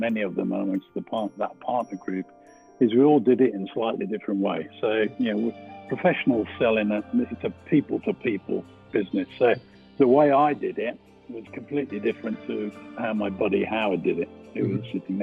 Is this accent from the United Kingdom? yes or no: yes; Birmingham, West Midlands, United Kingdom; accent: slight twang; I'm from Birmingham, so there's a slight twang to it